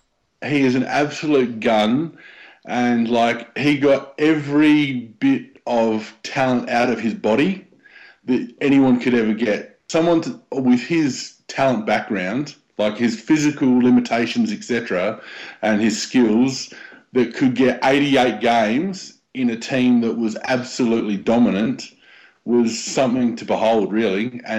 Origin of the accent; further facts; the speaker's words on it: Port Lincoln, South Australia, Australia; also born or lived in Newcastle, England; I was born in England, and I was born in Newcastle, and they were black and white, and we moved to Australia and then moved to Port Lincoln, and that's just Magpie Central.